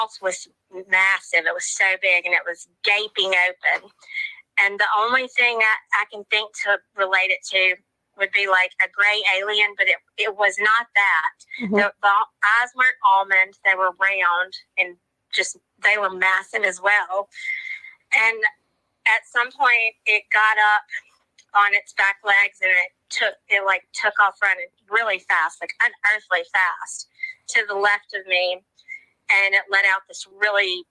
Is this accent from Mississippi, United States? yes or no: yes; Mississippi, United States; just a regular Southern girl. I was born and raised in Mississippi.